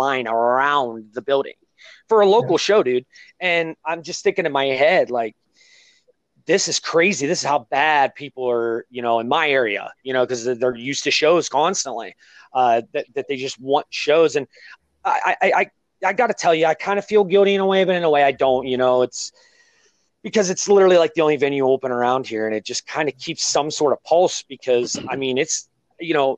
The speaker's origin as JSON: {"language": "English", "region": "Ohio", "country": "United States", "said": "I'm from Ohio"}